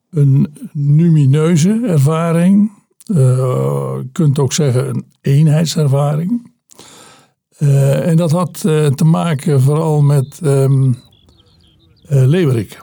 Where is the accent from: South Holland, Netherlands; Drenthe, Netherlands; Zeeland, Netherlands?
Zeeland, Netherlands; at the Belgian border; ik ben geboren eh, aan de uiterste zuidwest, in de uiterste zuidwesthoek van eh, Nederland. Eh, aan, pal aan de Belgische grens. Mijn eh, geboortewieg stond op minder dan een kilometer van de Belgische grens daar.